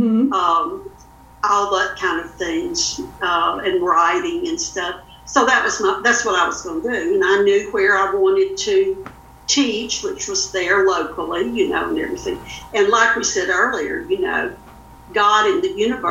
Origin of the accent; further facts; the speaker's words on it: Louisiana, United States; moved away as an adult; now in Northwest Arkansas, United States; I was born and raised in Louisiana, never intended to leave